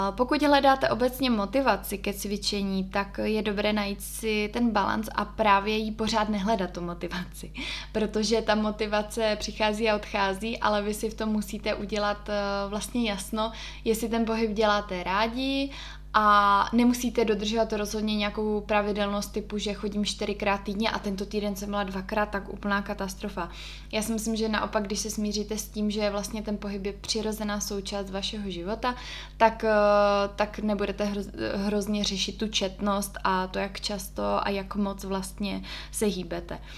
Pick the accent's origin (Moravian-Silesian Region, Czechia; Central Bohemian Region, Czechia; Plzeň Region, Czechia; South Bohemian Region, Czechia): Moravian-Silesian Region, Czechia; Ostrava; moved away as an adult; now in Prague, Czechia; protože tím, že jsem z Ostravy a v té době jsem teda tam ještě bydlela